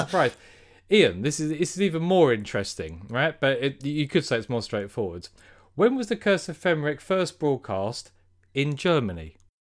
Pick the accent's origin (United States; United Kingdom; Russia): United Kingdom; we're British